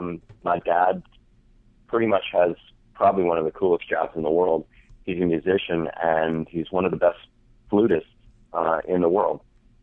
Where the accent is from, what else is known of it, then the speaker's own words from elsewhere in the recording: Midwest, United States; also born or lived in Colorado; now in North Carolina, United States; I grew up in Midwest and then moved to Colorado.